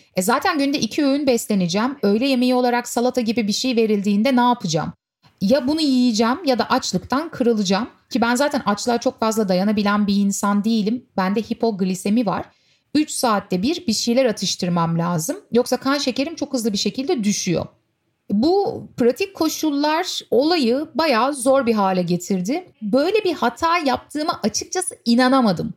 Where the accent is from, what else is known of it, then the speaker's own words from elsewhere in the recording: Istanbul, Turkey; Turkey, Istanbul.